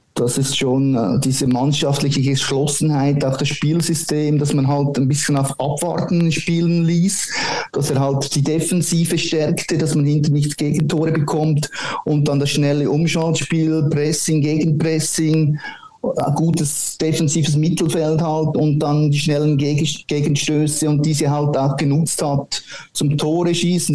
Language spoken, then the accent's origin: German; Switzerland; bei uns in der Schweiz